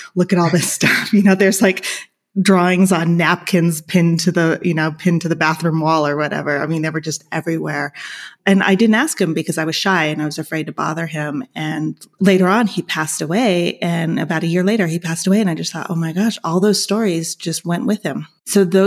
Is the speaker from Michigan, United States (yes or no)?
no; Los Angeles, California, United States; moved away as an adult; now in Argentina; I am originally from Los Angeles, and I had sort of been immersed in the art culture there. I had grown up there.